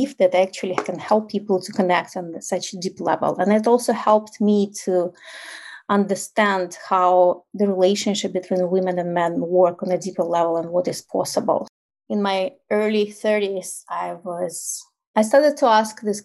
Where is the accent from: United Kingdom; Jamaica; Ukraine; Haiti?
Ukraine; English is a second language; moved away as an adult; now in United States; And I'm originally from Ukraine, so obviously I still have an accent. I moved to the United States when I was my early 30s, so my accent is still there. And I grew up in like post-Soviet Ukraine